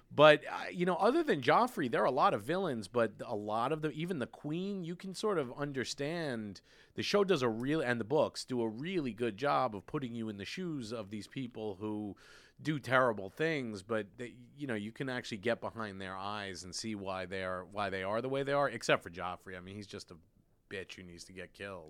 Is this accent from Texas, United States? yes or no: no; New York City, New York, United States; I grew up in Brooklyn, you know, we had the subway